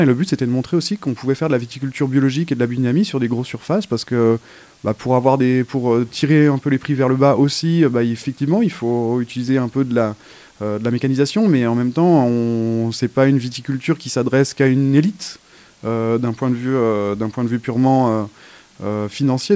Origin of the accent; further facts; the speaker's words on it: Haute-Savoie, Auvergne-Rhône-Alpes, France; j'ai grandi en Haute-Savoie